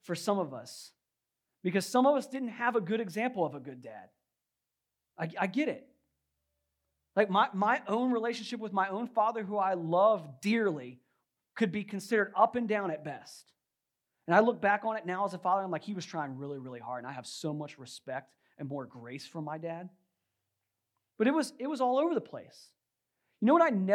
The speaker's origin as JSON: {"language": "English", "region": "Virginia", "country": "United States", "tie": "born or raised there", "said": "I grew up in Virginia"}